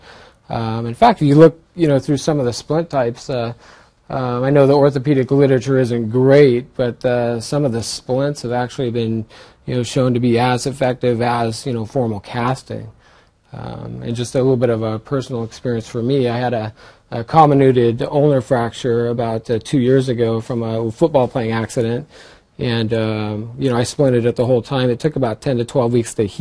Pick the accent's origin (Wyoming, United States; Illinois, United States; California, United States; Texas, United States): California, United States; Central Valley; I grew up in the Central Valley area